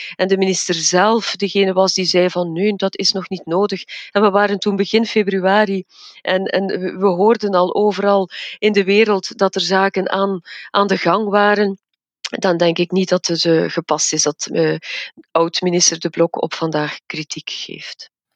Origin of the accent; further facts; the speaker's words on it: Evergem, Flanders, Belgium; ik zit zelf in het vaccinatiecentrum bij ons in Evergem als farmaceutisch expert.